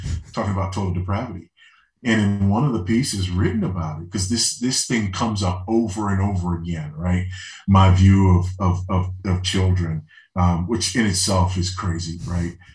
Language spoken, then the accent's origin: English; Los Angeles, California, United States; moved away; being a, an LA boy, you know, yeah. born and raised in Los Angeles